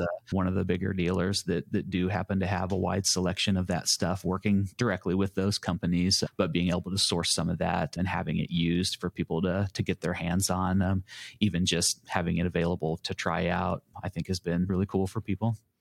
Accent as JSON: {"language": "English", "town": "Lawrence", "region": "Kansas", "country": "United States", "tie": "born or raised there", "said": "I was born and raised here in Lawrence"}